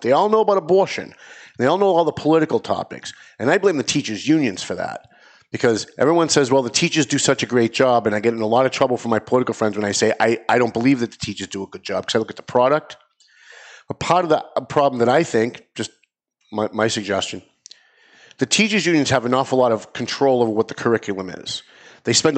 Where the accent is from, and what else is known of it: Lawrence, Massachusetts, United States